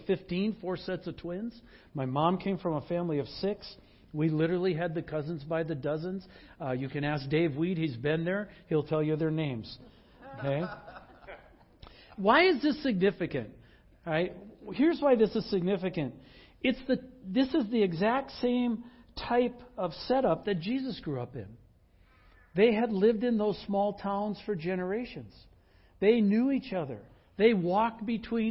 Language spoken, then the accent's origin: English; Wisconsin, United States; also born or lived in Northwest United States; now in Pacific Northwest, United States; in Wisconsin, when I grew up, I knew the names of all the families